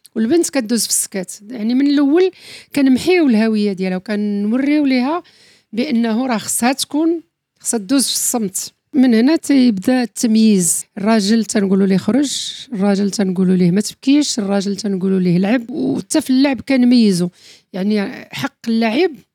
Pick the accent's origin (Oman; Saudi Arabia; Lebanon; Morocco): Morocco; حنا كمغاربه